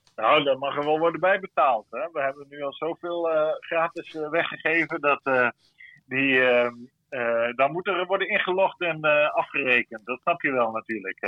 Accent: Netherlands; now in Brussels, Belgium

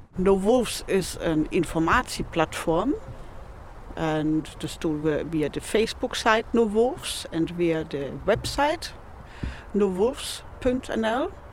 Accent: Nuremberg, Bavaria, Germany; Dutch is a second language; now in Netherlands; Nürnberg kom ik oorspronkelijk vandaan

